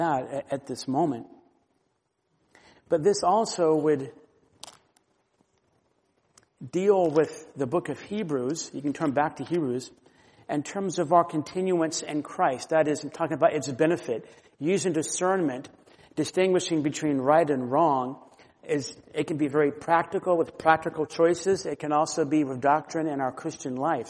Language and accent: English; Florida, United States; I grew up in Florida